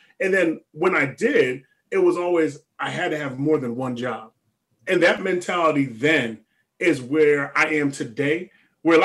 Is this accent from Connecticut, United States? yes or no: yes; Stratford, Connecticut, United States; I grew up in Stratford, which is right next door to Bridgeport, of course, south end of Stratford.